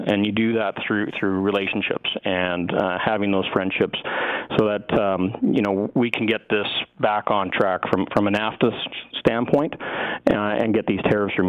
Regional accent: Canada

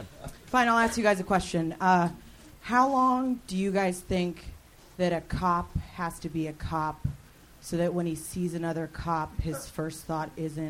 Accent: Los Angeles, California, United States; I grew up in Chatsworth

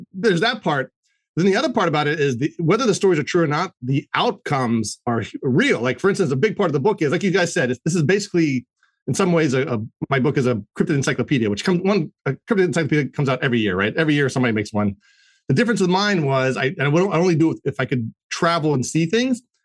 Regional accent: Maryland, United States; I'm from Maryland

